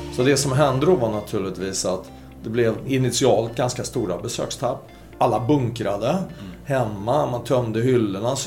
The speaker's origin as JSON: {"language": "Swedish", "country": "Sweden", "said": "som svensk ansvarig för Norden"}